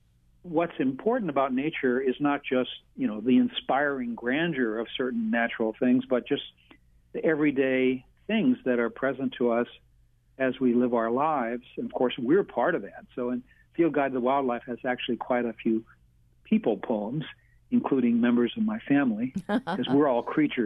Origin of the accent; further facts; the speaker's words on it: St. Louis, Missouri, United States; now in Hawaii, United States; I grew up in St. Louis.